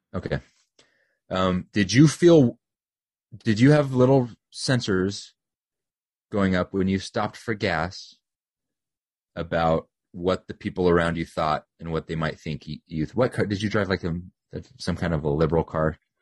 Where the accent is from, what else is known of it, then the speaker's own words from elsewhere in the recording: United States; they know I'm an American